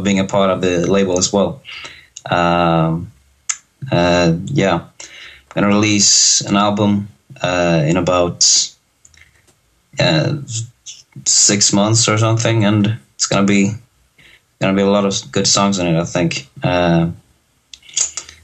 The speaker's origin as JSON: {"language": "English", "country": "Sweden", "said": "I'm from Sweden, actually, calling here"}